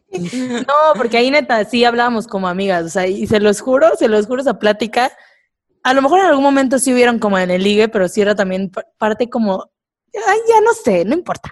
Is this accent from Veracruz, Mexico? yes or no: yes; Córdoba, Veracruz, Mexico; now in Mexico City, Mexico; yo soy de Córdoba